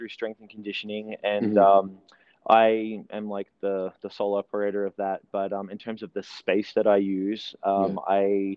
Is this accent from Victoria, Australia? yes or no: yes; Melbourne, Victoria, Australia; moved away as an adult; also born or lived in New Zealand; now in Utah, United States; we moved to Melbourne, Australia. We relocated, and so I grew up in Melbourne